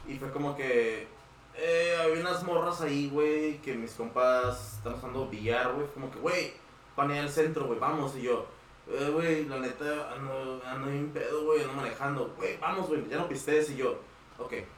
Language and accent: Spanish; Tijuana, Baja California, Mexico; also born or lived in United States; soy de Tijuana, güey, soy ciudadano y estuve en, estado en Estados Unidos